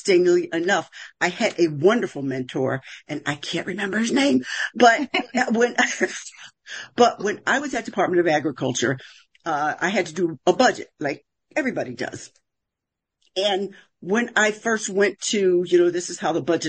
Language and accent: English; Philadelphia, Pennsylvania, United States; I'm from West Philadelphia